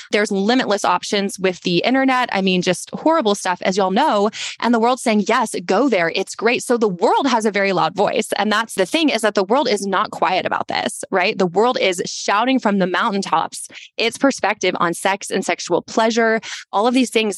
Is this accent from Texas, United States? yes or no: yes; Texas, United States; we're also from Texas and we're very tall